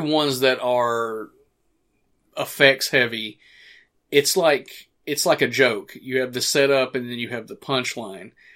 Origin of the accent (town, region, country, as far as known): hometown where The Evil Dead was filmed, Tennessee, United States; born or raised there